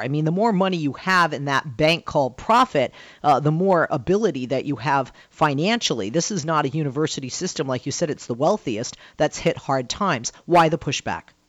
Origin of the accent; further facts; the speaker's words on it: Boston, Massachusetts, United States; I'm from Boston